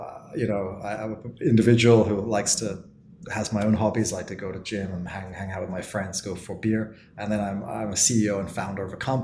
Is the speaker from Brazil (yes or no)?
no; Oxford, South East England, United Kingdom; moved away as an adult; also born or lived in Berlin, Germany; now in South Korea; my hometown is Oxford in England